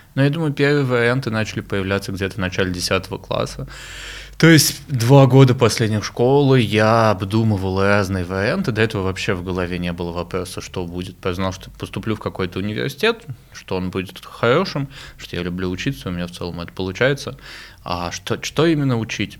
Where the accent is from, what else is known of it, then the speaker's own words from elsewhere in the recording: Moscow, Russia; я сам родился в Москве